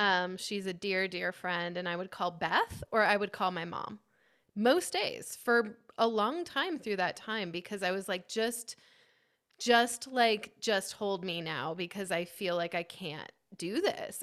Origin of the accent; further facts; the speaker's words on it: Kitsap Peninsula, Washington, United States; I grew up on the Kitsap Peninsula in Washington State near Seattle